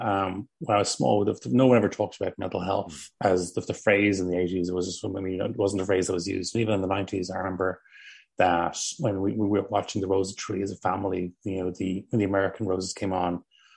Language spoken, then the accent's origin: English; Dublin, Leinster, Ireland; So I grew up in Rathfarnham in South County, Dublin, and a kind of sort of normal suburban house during the 80s and 90s.